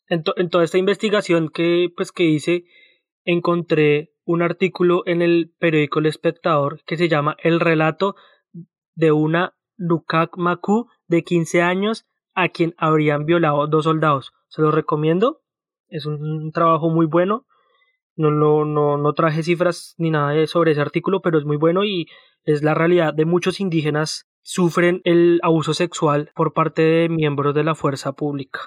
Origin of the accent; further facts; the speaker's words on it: Colombia; moved away; also born or lived in Australia; cuando yo vivía en Colombia